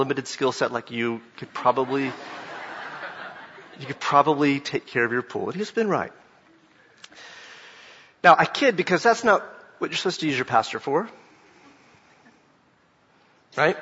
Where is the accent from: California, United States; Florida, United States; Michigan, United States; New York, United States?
Florida, United States; Jacksonville; I grew up in Jacksonville, Florida